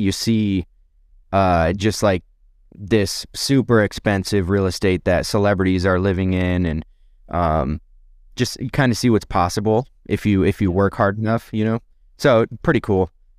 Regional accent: Rochester, New York, United States; I'm from the Finger Lakes, Rochester region in upstate New York.

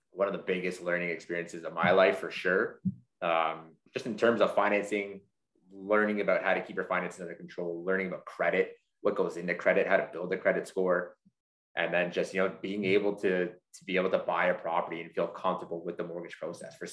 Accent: London, United Kingdom; Grew up in London, man. Grew up in London. Shit. Yeah, East End there.

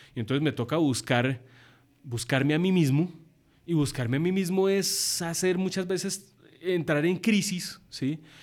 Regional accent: Colombia; also born or lived in United States / Birmingham, England; soy, un colombiano

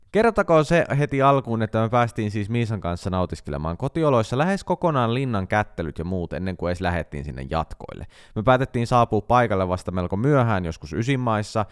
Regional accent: Central Finland, Finland; me nyt keskisuomalaiset pidetään yhtä

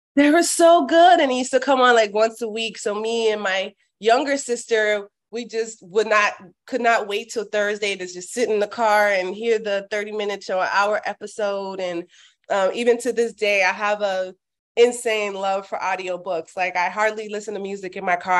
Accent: Miami, Florida, United States; also born or lived in Orlando, Florida; I was born and raised in Miami, Florida.

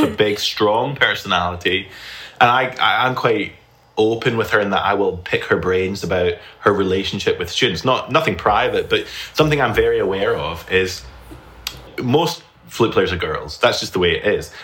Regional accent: Scotland, United Kingdom; moved away as an adult; now in Alabama, United States; I'm originally from the United Kingdom, from Scotland. And I've lived there my entire life up till now

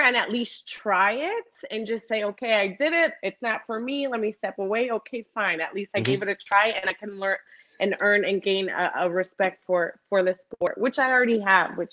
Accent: Cleveland, Ohio, United States; I was born and raised in Cleveland, Ohio

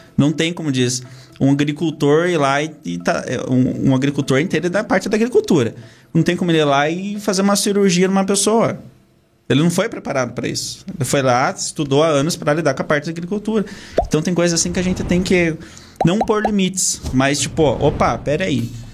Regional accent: Castro, Paraná, Brazil; Sou de Castro, natural da cidade de Castro. Nasci no interior aqui de Castro.

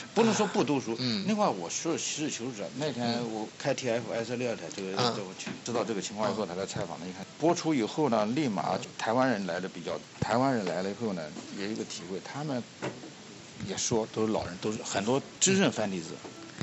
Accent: China; now in United States; 我们中国人，大陆来的人

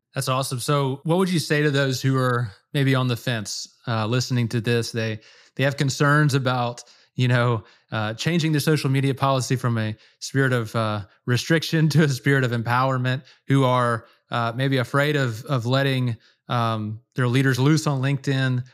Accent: Louisiana, United States; I grew up in Louisiana, duck hunting

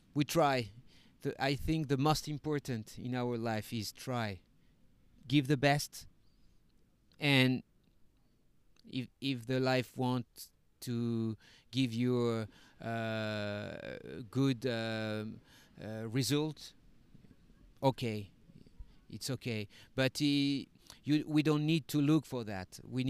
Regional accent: Paris, Île-de-France, France; English is a second language; moved away as an adult; now in Mexico; I come from Paris, from the suburbs of Paris

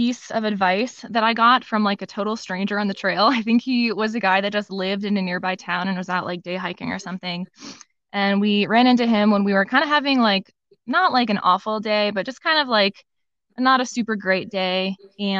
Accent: Midwest, United States; small towns along the Appalachian Mountains are still very different from where I grew up in the Midwest.

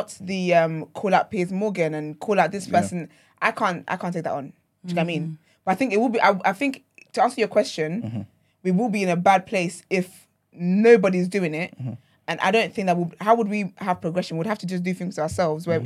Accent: Nigeria; now in United Kingdom; growing up in Nigeria, my mindset is different to anyone who grew up here

